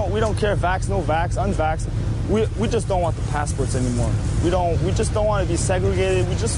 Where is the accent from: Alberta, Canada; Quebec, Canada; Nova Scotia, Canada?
Quebec, Canada; South Shore of Montreal; I am from the South Shore of Montreal. I came here in Ottawa because I want my freedoms back.